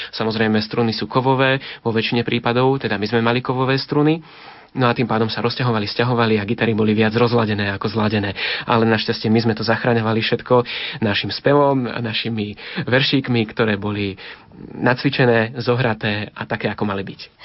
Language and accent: Slovak; Liptovský Mikuláš, Žilina Region, Slovakia; zostávali sme už doma v Liptovskom Mikuláši